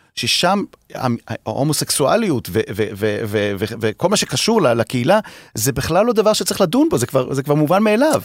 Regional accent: Haifa, Haifa District, Israel; אני כחיפאי

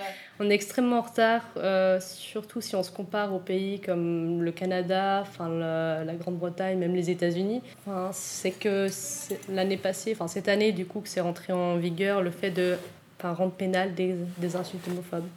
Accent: Switzerland; j'ai grandi en Suisse, que je suis née en Suisse

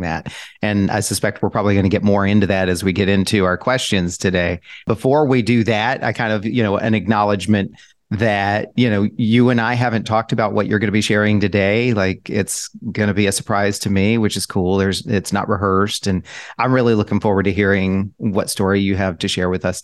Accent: Sacramento, California, United States; my hometown of Sacramento, California

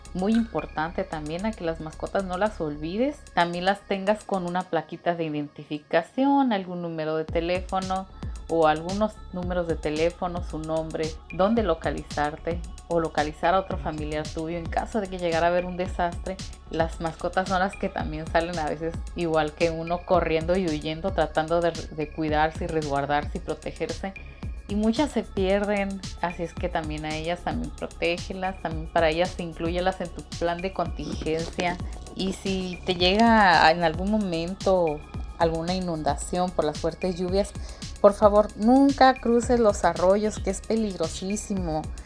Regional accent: Mexico

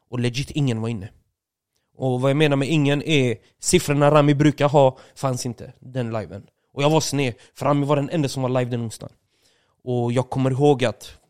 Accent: Åby, Östergötland, Sweden; jag var ute och gick en sväng hemma i Åby, shoutout Åby.

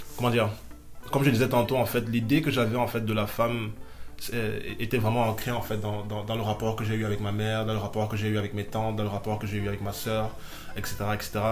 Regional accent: Ngaoundéré, Adamawa, Cameroon; moved away; j'ai grandi avec ma mère. Bon, je suis né en Gandéré

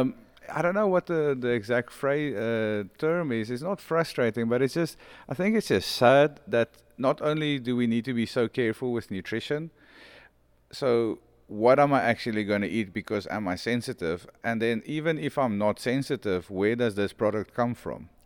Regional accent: South Africa; I didn't grow up as a South African. I grew up almost as a world

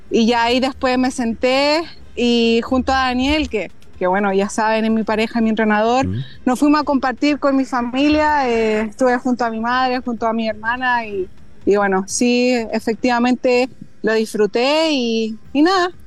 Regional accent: Chile; somos cuatro chilenas que vamos a estar corriendo la Gran Fondo

